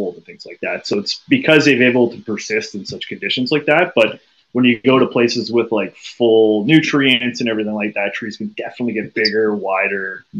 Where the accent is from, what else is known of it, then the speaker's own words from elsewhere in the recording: Halton, Ontario, Canada; I grew up in the Halton area, so now that I'm back kind of settled in this area